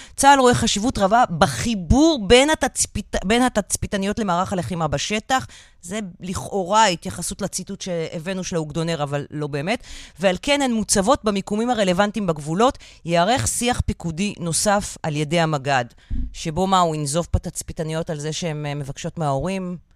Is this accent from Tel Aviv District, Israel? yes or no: yes; Tel Aviv, Tel Aviv District, Israel; אני תל אביבית